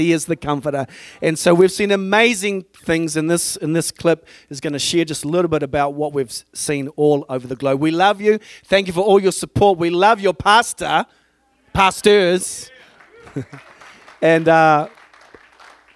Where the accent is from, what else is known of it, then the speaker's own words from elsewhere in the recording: Tauranga, Bay of Plenty, New Zealand; All the way from Tauranga, New Zealand.